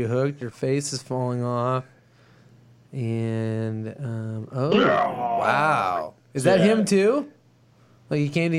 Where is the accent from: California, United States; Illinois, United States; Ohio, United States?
Illinois, United States; Chicago; I'm from Chicago, the home of Mortal Kombat